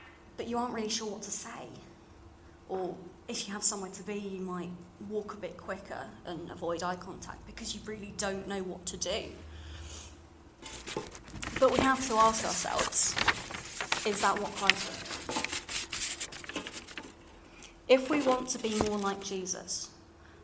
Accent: London, United Kingdom; accent: slightly RP; now in York, United Kingdom; you can probably tell from my slightly RP voice, I grew up in London

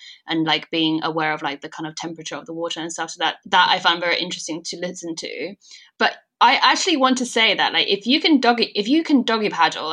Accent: China; moved away; also born or lived in Denmark; growing up in China

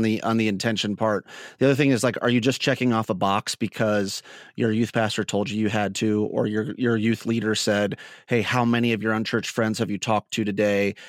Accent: Northwest Ohio, United States; also born or lived in New Mexico; I grew up in Northwest Ohio

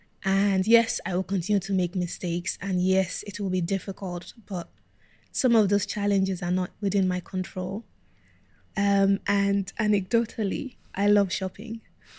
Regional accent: South East England, United Kingdom; when I grew up in Kent, I think apart from my siblings, I was the only Black kid in my school.

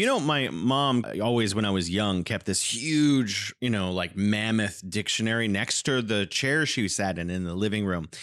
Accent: California, United States; now in Wuhan, China

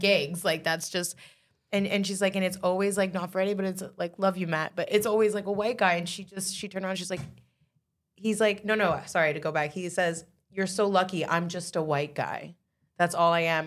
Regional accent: Canada; I'm talking about just being Canadian artists

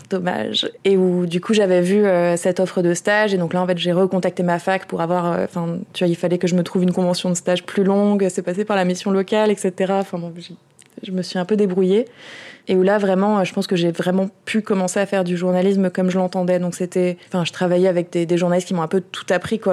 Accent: Orange, Provence-Alpes-Côte d'Azur, France; moved away; je viens d'Orange à la base, qui est une ville d'extrême droite, euh, et en fait le même maire y est depuis que j'ai deux ans

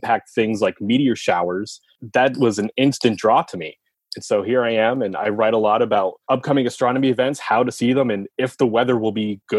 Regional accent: Pennsylvania, United States; So I was born and raised in Pennsylvania. I went to school at Millersville University for meteorology.

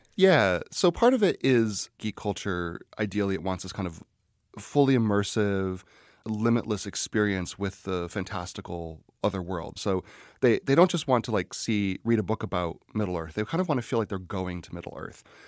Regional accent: Scranton, Pennsylvania, United States; I'm from Scranton, Pennsylvania

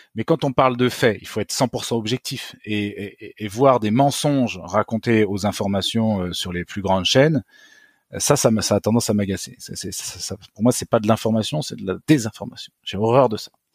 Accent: France; je suis un Français comme les autres

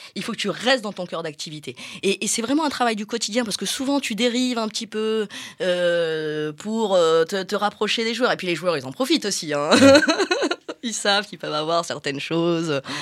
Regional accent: Marseille, Provence-Alpes-Côte d'Azur, France; je suis marseillaise. On est quand même dans une ville qui, qui baigne dans le football

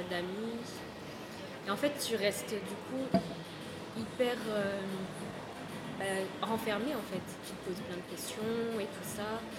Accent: Brittany, France; moved away as an adult; now in Paris, France; je viens de Bretagne, vraiment.

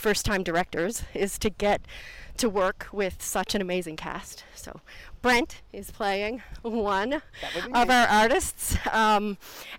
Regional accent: Cape Breton Island, Nova Scotia, Canada; moved away as an adult; now in Dunedin, New Zealand; I am from Canada, from the east coast of Canada, from a little island called Cape Breton Island.

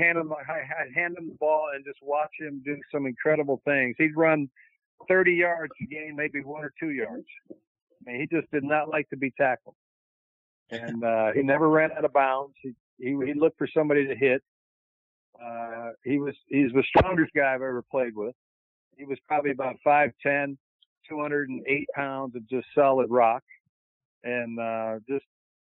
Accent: California, United States; moved away as an adult; also born or lived in Chicago; I grew up in California.

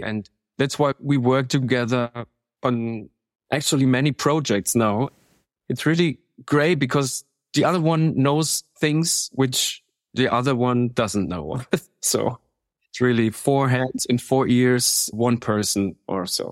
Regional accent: Munich, Bavaria, Germany; I'm from Munich

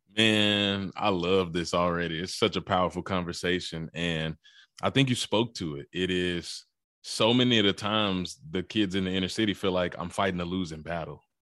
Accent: Mississippi, United States; also born or lived in Memphis, Tennessee; But I'm from Mississippi. I was born in Memphis, Tennessee, raised in Mississippi

